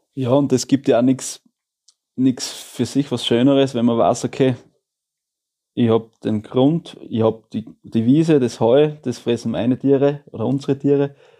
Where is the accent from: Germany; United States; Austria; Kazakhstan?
Austria; Styria; also der Elternbetrieb, oder von, wo die Johanna aufgewachsen ist, wo ich aufgewachsen bin